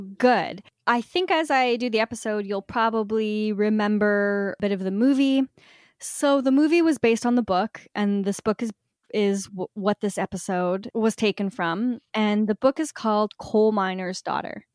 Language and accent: English; Canada; being Canadian